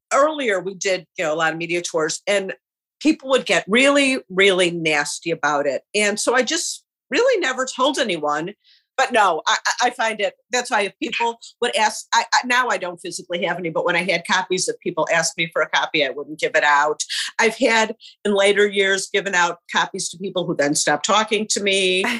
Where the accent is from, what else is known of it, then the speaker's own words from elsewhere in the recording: Chicago, Illinois, United States; I grew up in Rogers Park in Chicago, which is a very middle-class neighbor.